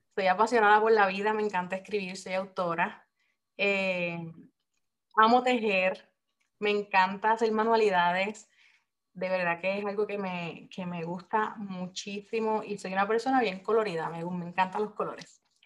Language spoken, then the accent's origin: Spanish; Puerto Rico; moved away as an adult; now in Japan; soy puertorriqueña, pero soy esposa militar y en este momento estoy residiendo en Japón